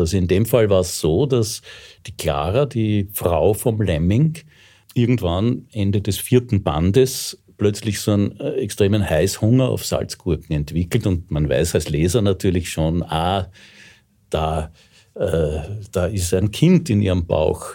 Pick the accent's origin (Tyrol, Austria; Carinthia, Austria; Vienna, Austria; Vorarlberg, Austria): Vienna, Austria; ich bin echter Wiener, ich bin sogar echter Rossauer